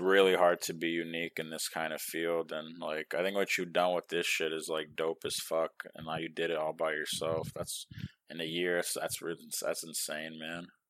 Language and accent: English; New York, United States; now in Texas, United States; I'm from New York